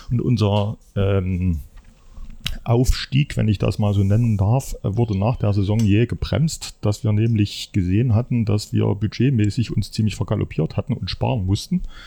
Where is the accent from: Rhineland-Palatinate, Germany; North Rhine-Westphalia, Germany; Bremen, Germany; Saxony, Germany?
Saxony, Germany; Leipzig; moved away as an adult; now in Erfurt, Germany; ich stamme aus dem Leipziger Umfeld